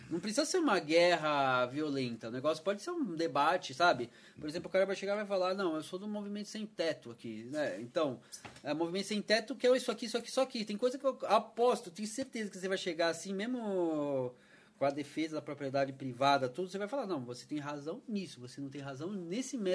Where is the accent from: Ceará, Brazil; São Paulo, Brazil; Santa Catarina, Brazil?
São Paulo, Brazil; now in Campinas, Brazil; eu vim de São Paulo, né?